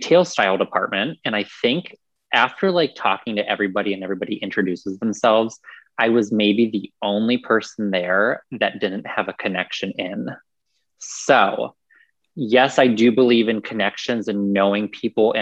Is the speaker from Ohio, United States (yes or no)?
yes; Newark, Ohio, United States; now in Columbus, United States; I grew up in Newark, kind of like on the line